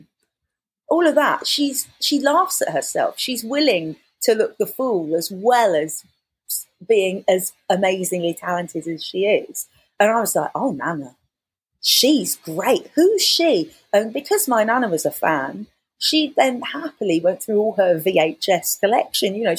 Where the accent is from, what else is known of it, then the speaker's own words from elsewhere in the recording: London, United Kingdom; Romford or wherever I grew up in London